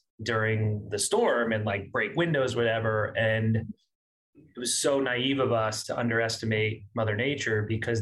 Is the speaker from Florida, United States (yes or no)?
yes; Miami, Florida, United States; moved away as an adult; also born or lived in Boca Raton, Florida; now in New York, United States; I grew up in South Florida. Miami was home. I grew up there as a kid until Hurricane Andrew